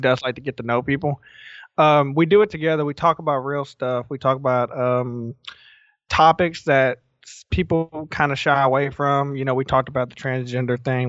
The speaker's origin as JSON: {"language": "English", "region": "the South", "country": "United States", "tie": "born or raised there", "said": "growing up in the South, you didn't think about mental illness."}